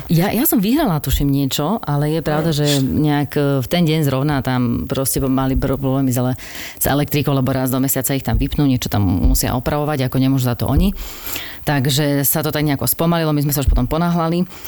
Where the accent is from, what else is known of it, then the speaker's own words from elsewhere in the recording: Slovakia; sme všetci Slováci